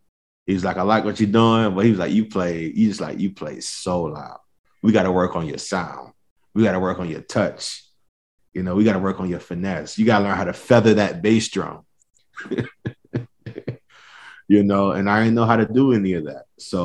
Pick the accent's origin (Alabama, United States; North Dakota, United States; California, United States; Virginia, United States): Virginia, United States; Norfolk; moved away as an adult; now in New Orleans, United States; when I told him I was from Virginia